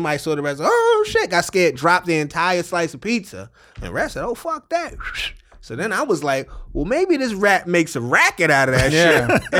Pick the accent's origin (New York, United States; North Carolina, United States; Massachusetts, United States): New York, United States; New York City; I was proud as a New Yorker.